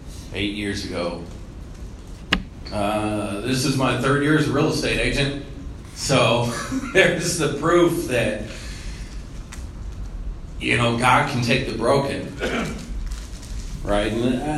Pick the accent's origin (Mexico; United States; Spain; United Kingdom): United States; Muncie, Indiana; born there; I was born in Muncie, Indiana, the teeth of the town.